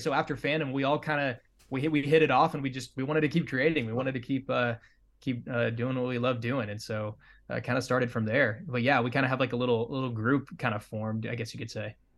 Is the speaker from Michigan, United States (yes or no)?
no; Nebraska, United States; moved away as an adult; I'm originally from Nebraska, and I moved out here just a couple